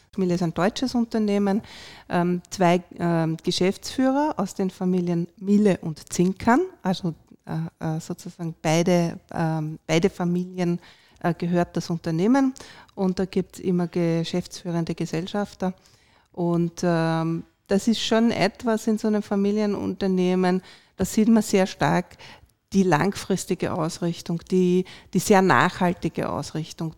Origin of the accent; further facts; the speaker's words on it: Vienna, Austria; moved away as an adult; now in Salzburg, Austria; Ich bin eigentlich Wienerin und Wiener Umland ähm, und jetzt auch Wahlsalzburgerin